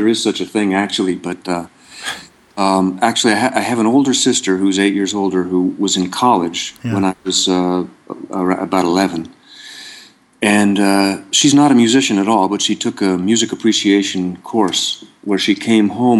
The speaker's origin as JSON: {"language": "English", "region": "Ohio", "country": "United States", "tie": "born or raised there", "also_born_or_lived": "Seattle, Washington / Findlay, Ohio / Granville, Ohio / Boston", "said": "I was born in Ohio. I grew up partly in Seattle, Washington, mm-hmm. and then in a couple towns in Ohio, mm-hmm. Findlay, Ohio, and Granville, Ohio"}